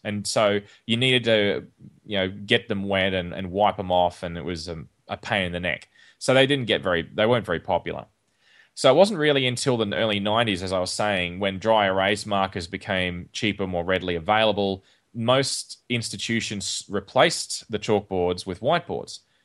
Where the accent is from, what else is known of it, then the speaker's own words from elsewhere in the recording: Australia; when I was growing up in Australia